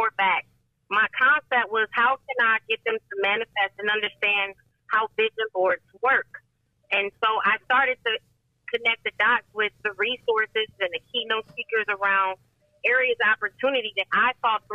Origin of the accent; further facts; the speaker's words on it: Toledo, Ohio, United States; moved away as an adult; also born or lived in Charlotte, North Carolina; I'm originally from Toledo. Been able to relocate to Charlotte, North Carolina, and come back to my hometown